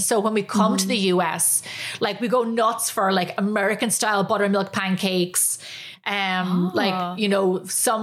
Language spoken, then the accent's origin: English; Ireland; moved away as an adult; now in United States; I was growing up in Ireland